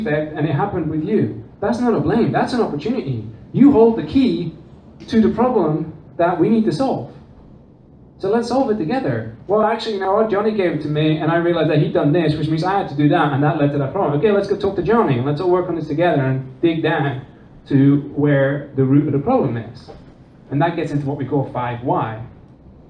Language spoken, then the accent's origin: English; Netherlands; also born or lived in England; now in United States; I'm not from America, as you can probably tell by the accent. I grew up in the Netherlands and England